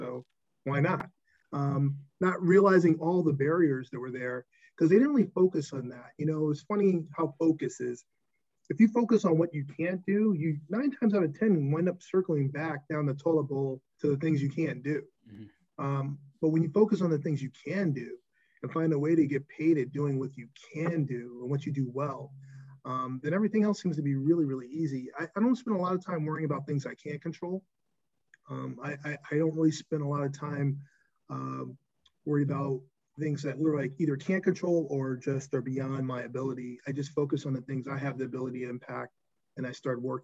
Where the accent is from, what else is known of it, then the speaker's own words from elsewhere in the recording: Newburgh, New York, United States; also born or lived in North Carolina; growing up in Newburgh, New York, being the smart kid